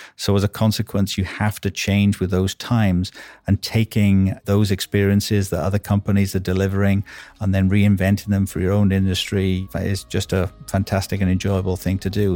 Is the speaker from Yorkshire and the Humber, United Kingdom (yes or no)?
no; Wales, United Kingdom; accent: Welsh; now in United States; I'm Welsh, as you can probably, uh, may be able to tell from my accent